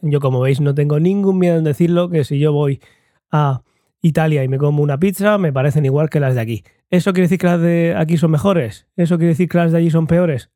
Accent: Murcia, Region of Murcia, Spain; en Murcia, en España

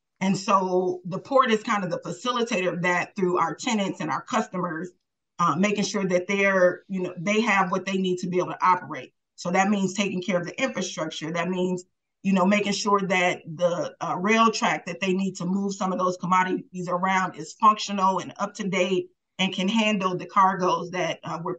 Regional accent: Milwaukee, Wisconsin, United States; I was born and raised in Milwaukee, raised by my grandmother, grew up in 33rd and Walnut

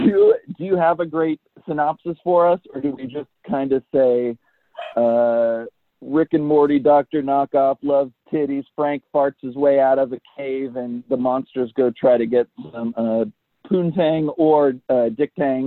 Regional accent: United Kingdom; This is my Elric Kane. I'm British. He's not British.

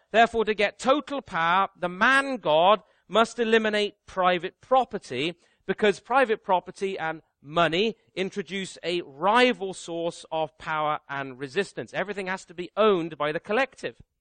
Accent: Canada; me as a Canadian

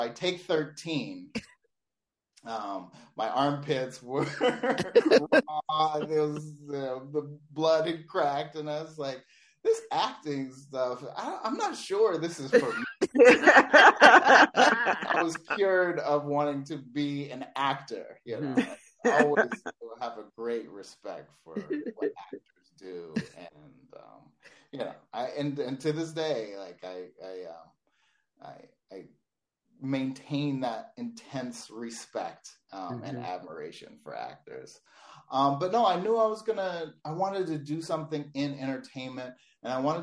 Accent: Los Angeles, California, United States; also born or lived in Atlanta; I grew up in Los Angeles

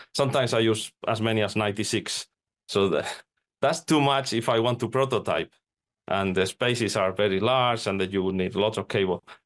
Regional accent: Spain; now in Finland; I'm, I'm living in, in Finland, even though I'm from Spain

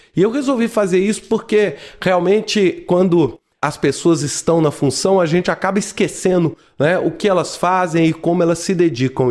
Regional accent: Brazil; Eu, como brasileiro

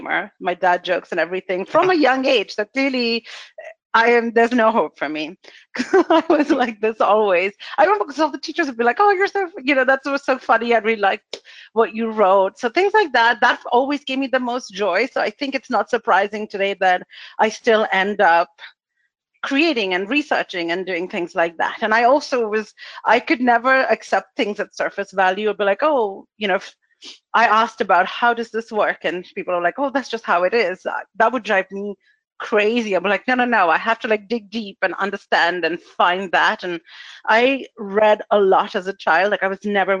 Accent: India; moved away; I went to school in India. I was born in India. I spent my childhood there

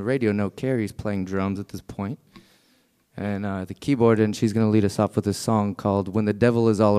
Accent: Charleston, South Carolina, United States; we're from Charleston as well. We're just from the other, Charleston, from Charleston, South Carolina.

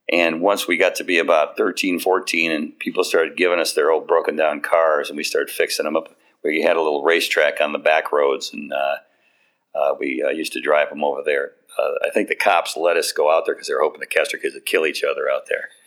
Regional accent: Beverly Shores, Indiana, United States; I grew up on the beach, about a quarter mile from Lake Michigan. Uh, people ask me, I was from Indiana. Was I a farm right now? I was, I was a beach bum.

